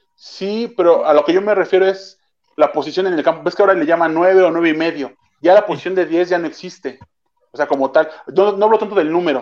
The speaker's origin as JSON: {"language": "Spanish", "country": "Mexico", "said": "como mexicano"}